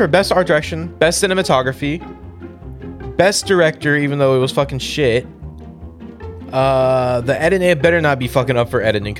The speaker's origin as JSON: {"language": "English", "town": "Fremont", "region": "California", "country": "United States", "tie": "born or raised there", "said": "I was born in Fremont."}